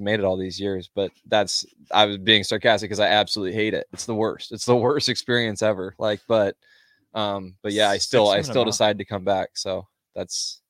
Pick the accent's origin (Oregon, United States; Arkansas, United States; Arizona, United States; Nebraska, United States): Nebraska, United States; Omaha; also born or lived in Lincoln, Nebraska; I'm from Omaha. I went to Millard South High School